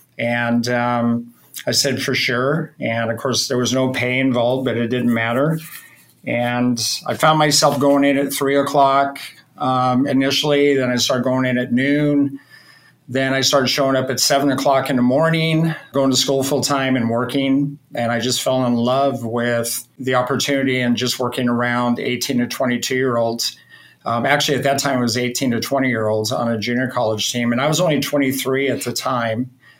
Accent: Oregon coast, United States; I was raised on the Oregon coast, really small town, dairy farm kid.

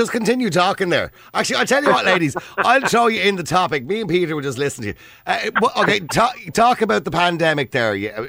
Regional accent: Dublin, County Dublin, Ireland; accent: Dublin; I'm from Dublin.

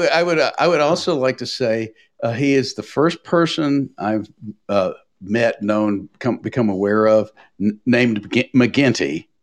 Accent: Tennessee, United States; I grew up in Tennessee in a family that had been Democrat since the days of Andrew Jackson.

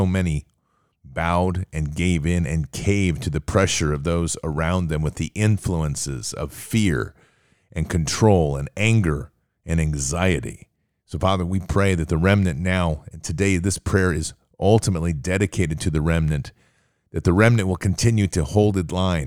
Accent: United States; I'm an American

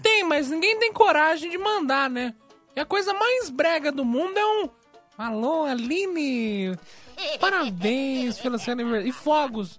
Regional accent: São Paulo, Brazil; also born or lived in Campo Belo, São Paulo; Eu falo aqui do Campo Belo, mas eu sou do Capão Redondo

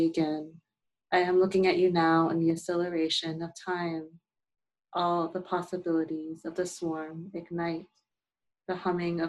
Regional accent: New York, United States; I grew up in New York

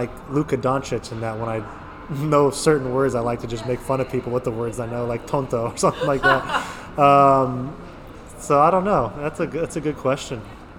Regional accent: San Diego, California, United States; moved away as an adult; now in Spain; growing up in San Diego

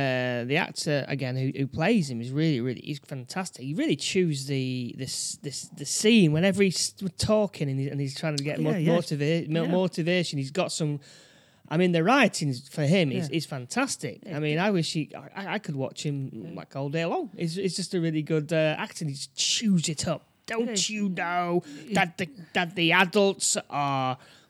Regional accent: New York, United States; I'm from New York, you know.

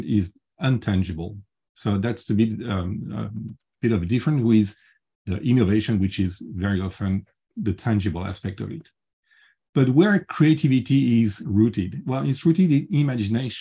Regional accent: France; accent: French; English is a second language; I'm French and I can't get rid of my French accent

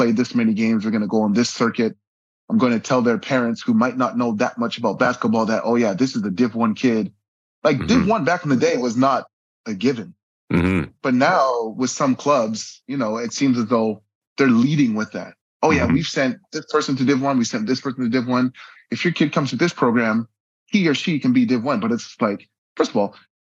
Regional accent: Vancouver, British Columbia, Canada; moved away as an adult; also born or lived in Port Coquitlam, Canada; now in Abu Dhabi, United Arab Emirates; growing up in Vancouver

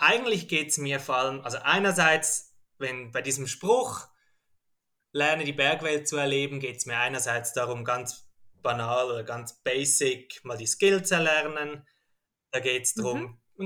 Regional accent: Zurich, Switzerland; also aufgewachsen bin ich mal in Zürich

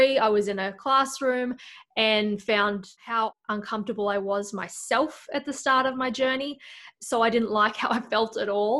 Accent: Australia; moved away as an adult; now in Iowa, United States; From Australia, but living in Iowa

